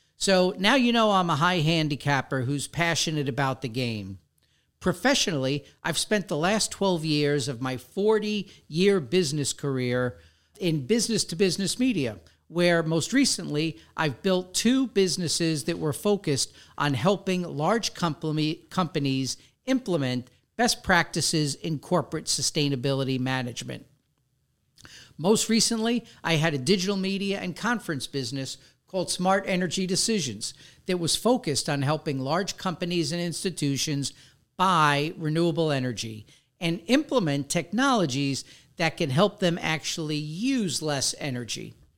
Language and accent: English; New York City, New York, United States; moved away as an adult; also born or lived in Westchester, New York; now in West Palm Beach, United States; Growing up in the Bronx